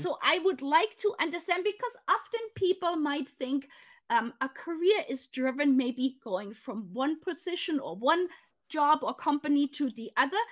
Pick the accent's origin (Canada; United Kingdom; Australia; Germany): Germany; moved away; go back to Germany. And so to meet somebody from my hometown